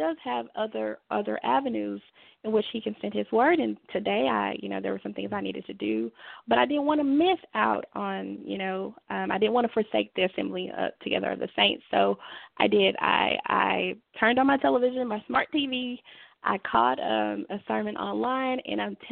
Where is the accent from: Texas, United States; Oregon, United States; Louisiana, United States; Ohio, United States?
Texas, United States; Dallas; moved away as an adult; now in Fort Worth, United States; I am originally from Dallas, Texas